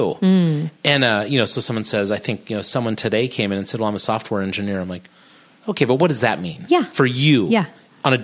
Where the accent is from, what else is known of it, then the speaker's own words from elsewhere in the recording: California, United States; I'm from California.